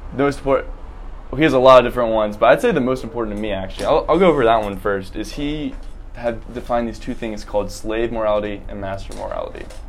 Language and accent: English; Columbia, South Carolina, United States; I'm from Columbia, South Carolina